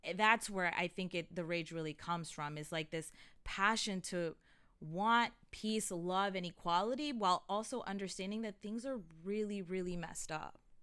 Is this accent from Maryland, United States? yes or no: yes; Montgomery County, Maryland, United States; I'm from Montgomery County where it's a well-off county